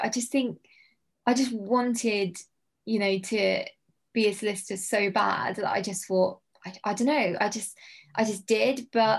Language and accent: English; South Coast, United Kingdom; bearing in mind I come from the South Coast, I don't really go to London a lot.